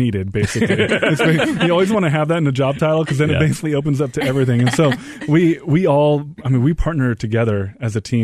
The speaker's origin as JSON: {"language": "English", "town": "Portland", "region": "Oregon", "country": "United States", "also_born_or_lived": "Washington, D.C.", "moved": "as an adult", "said": "I'm from Portland, Oregon"}